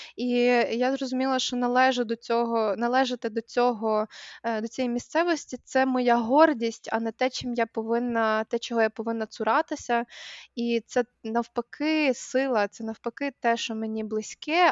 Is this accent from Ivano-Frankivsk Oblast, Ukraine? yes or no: yes; Kosiv, Ivano-Frankivsk Oblast, Ukraine; moved away; коли росла в Косові